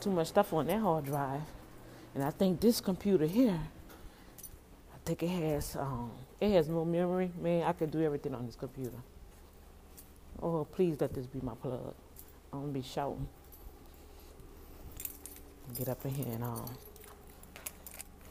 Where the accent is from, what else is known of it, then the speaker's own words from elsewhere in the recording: New Orleans, Louisiana, United States; New Orleans, right from my hometown